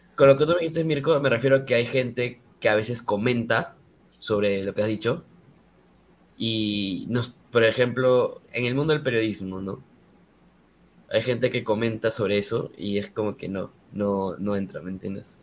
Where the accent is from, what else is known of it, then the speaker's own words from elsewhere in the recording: Peru; nosotros como peruanos